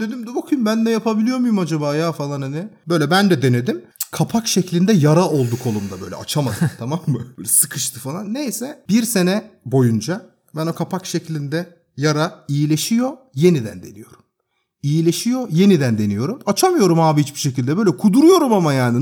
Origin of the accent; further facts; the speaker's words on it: Turkey; now in Sweden; I am de Turkish yani. I am Turkish